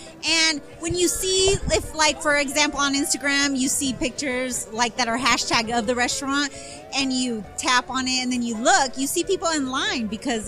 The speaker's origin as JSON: {"language": "English", "town": "Los Angeles", "region": "California", "country": "United States", "tie": "born or raised there", "first_language": "Spanish", "second_language": "English", "said": "I was born in East LA. I had to learn to speak English."}